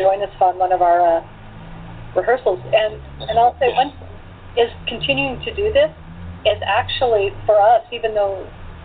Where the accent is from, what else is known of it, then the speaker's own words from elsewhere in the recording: Portland, Oregon, United States; My hometown of Portland, Oregon, is smaller